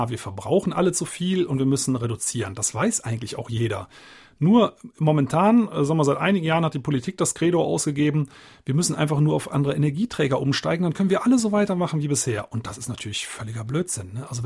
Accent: Eifel-Hunsrück, Rhineland-Palatinate, Germany; aus meiner Heimatregion, Eifel-Hunsrück

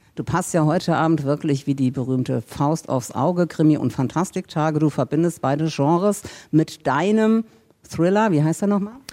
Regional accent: St. Ingbert, Saarland, Germany; now in Hamburg, Germany; in St. Ingbert, meiner Heimatstadt

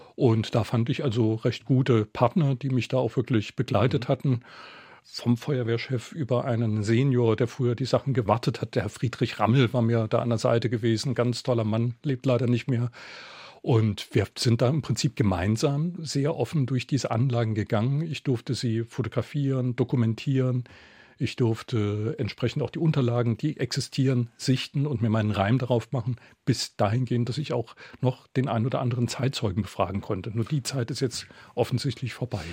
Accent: Saarbrücken, Saarland, Germany; Das ist meine Heimat. Ich bin dort in der Ecke aufgewachsen

